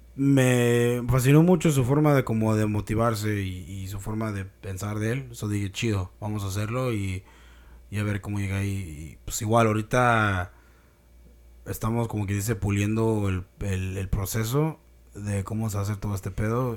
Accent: Mexico; nuestra cultura, güey, como mexicanos

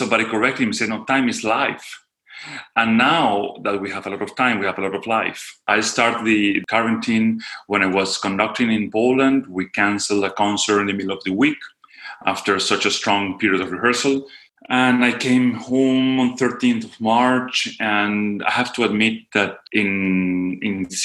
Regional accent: Venezuela; also born or lived in Syria; I come from Venezuela

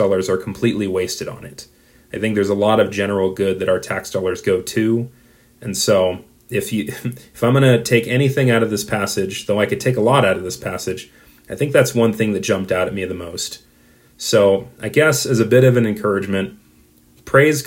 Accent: United States; the American in me

